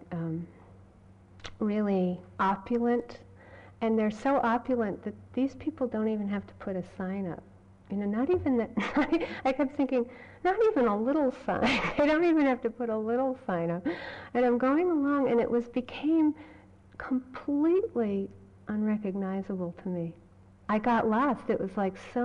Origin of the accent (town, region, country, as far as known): Massachusetts, United States; born or raised there